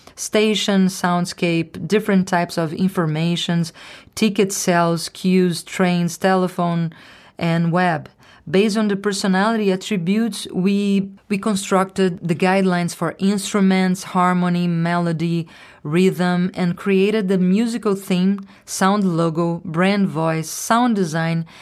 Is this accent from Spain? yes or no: no; Rio de Janeiro, Brazil; moved away as an adult; also born or lived in Italy / New York City; from Rio de Janeiro